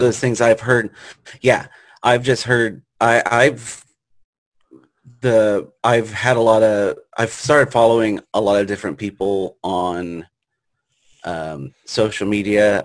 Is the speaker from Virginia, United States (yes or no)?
yes; Richmond, Virginia, United States; growing up in uh, Richmond, Virginia